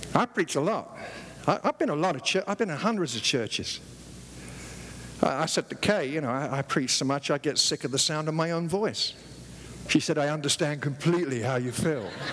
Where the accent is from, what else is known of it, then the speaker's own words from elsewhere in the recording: London, United Kingdom; moved away as an adult; now in United States; When I was growing up in the East End of London